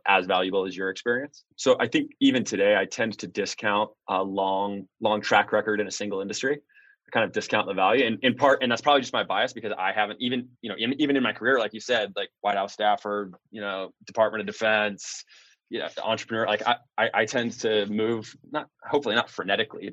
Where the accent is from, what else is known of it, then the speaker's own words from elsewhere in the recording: Independence, Missouri, United States; I grew up in Independence, Missouri. It's a suburb of Kansas City